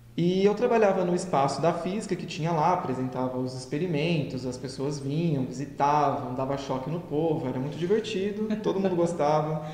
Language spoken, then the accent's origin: Portuguese; José Bonifácio, São Paulo, Brazil; moved away as an adult; also born or lived in Portugal; now in São José do Rio Preto, Brazil; Sou de José Bonifácio, que é uma cidade aqui próxima. Então, cresci, nascido e crescido numa cidade pequenininha